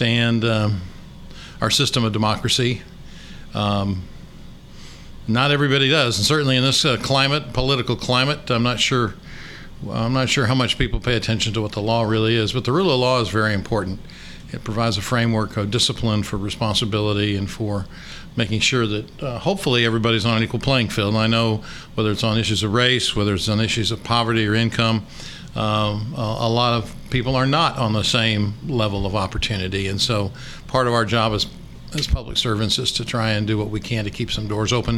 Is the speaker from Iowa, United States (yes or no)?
yes; Cedar Rapids, Iowa, United States; moved away as an adult; also born or lived in Minnesota / Fayetteville, Arkansas; now in Little Rock, United States; I grew up in Cedar Rapids, Iowa